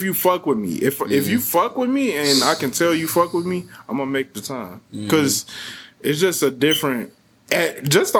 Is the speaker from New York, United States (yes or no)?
no; Chicago, Illinois, United States; I'm from Chicago, too